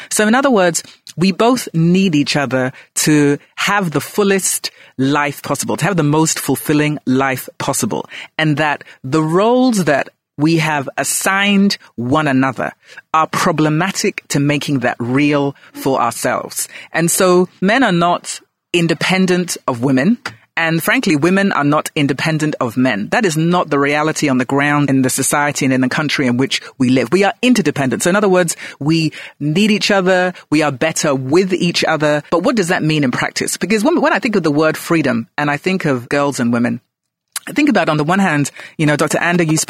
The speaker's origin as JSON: {"language": "English", "country": "Ghana", "also_born_or_lived": "London, United Kingdom", "said": "I call myself a global Ghanaian. So I was born in London, then I came home to Ghana, and then I went back and forth."}